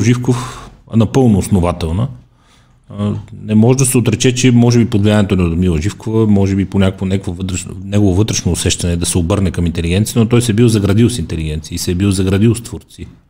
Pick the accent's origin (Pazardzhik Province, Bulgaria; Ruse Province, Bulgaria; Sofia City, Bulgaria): Sofia City, Bulgaria; Sofia; also born or lived in Ravnogor; аз съм израснал тук до, до НДК